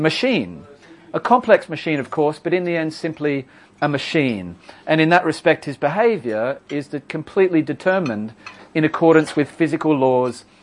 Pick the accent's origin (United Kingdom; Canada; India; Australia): Australia; I'm Australian, in case you're wondering what the accent is